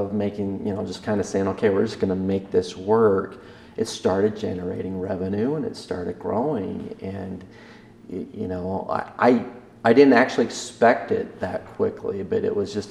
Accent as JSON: {"language": "English", "town": "Downey", "region": "Idaho", "country": "United States", "tie": "born or raised there", "also_born_or_lived": "Salt Lake City, Utah", "said": "And I'm from Eastern Idaho. I was born in Downey."}